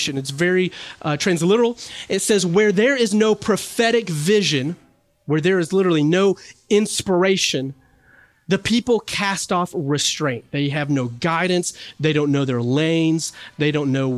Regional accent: the South, United States; I'm from the South

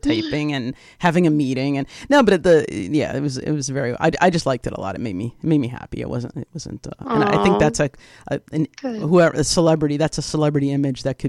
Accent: Midwest, United States; I'm from the Midwest.

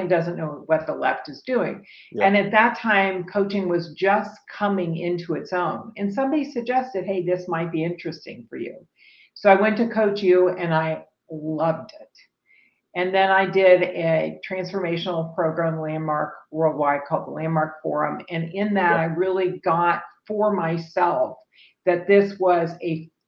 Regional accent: Dayton, Ohio, United States; moved away as an adult; also born or lived in California; now in Austin, United States; I was born in Dayton, Ohio.

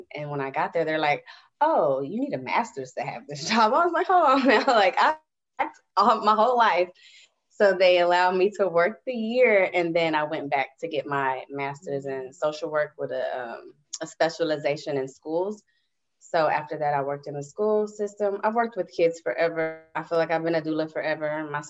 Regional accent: Houston, Texas, United States; also born or lived in Decatur, Illinois; I was born in Decatur, Illinois. Grew up Houston, and I've lived in a lot of places, y'all.

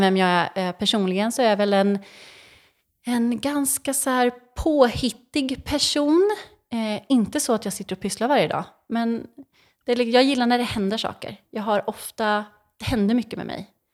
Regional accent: Mantorp, Östergötland, Sweden; jag är uppvuxen i Mantorp

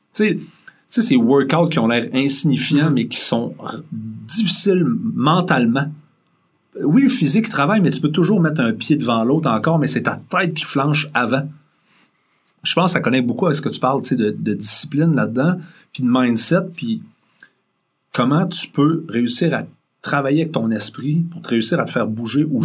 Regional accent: Rimouski, Quebec, Canada; moved away as an adult; je suis un gars de région en partant, je viens de Mouski

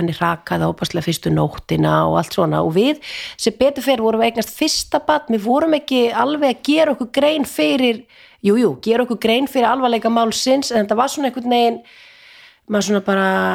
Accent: Vopnafjörður, Eastern Region, Iceland; ég er úr Sveit, úr Vesturadal

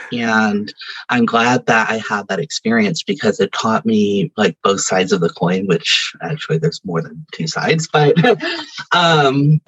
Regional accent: Stockton, California, United States; also born or lived in Sacramento; So I grew up in Stockton, went to Sacramento for 10 years, and then went back to Stockton

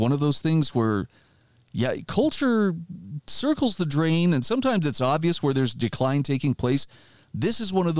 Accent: Idaho, United States; my home state of Idaho

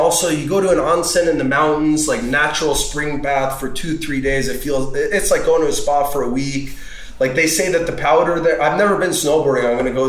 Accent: New York, United States; And I'm from New York.

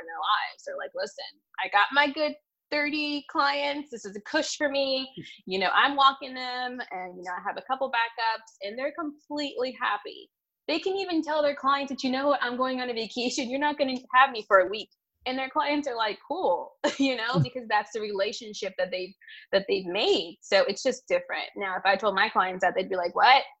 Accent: Washington, District of Columbia, United States; my hometown

